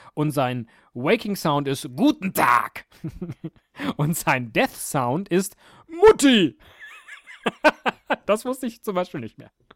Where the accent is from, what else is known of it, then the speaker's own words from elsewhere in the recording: Rhineland, Germany; Ich komme aus dem Rheinland, da sagt man